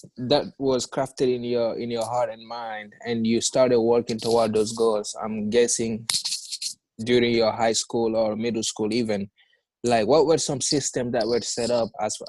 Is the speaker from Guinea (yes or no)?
yes; Guinea; now in United States; I came originally from Guinea, West Africa.